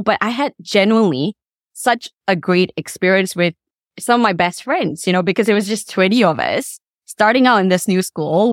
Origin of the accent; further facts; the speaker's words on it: Subang Jaya, Selangor, Malaysia; also born or lived in Kuala Lumpur / Damansara; now in Washington DC, United States; I actually did grow up in Subang Jaya.